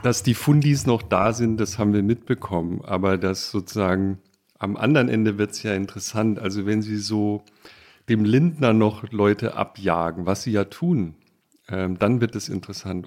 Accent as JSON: {"language": "German", "region": "Baden-Württemberg", "country": "Germany", "tie": "born or raised there", "moved": "yes", "said": "Ich bin in Baden geboren"}